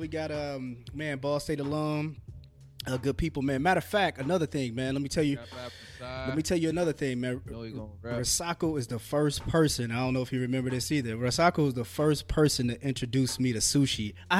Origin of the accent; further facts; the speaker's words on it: Fort Wayne, Indiana, United States; I was like, I'm from Fort Wayne.